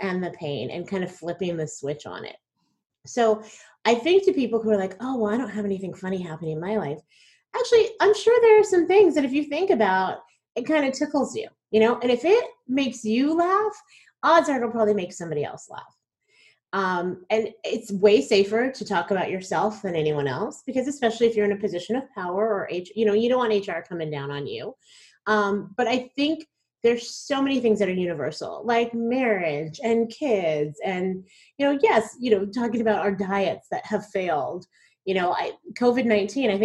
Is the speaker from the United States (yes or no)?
yes; Plano, Texas, United States; I'm from Plano, Texas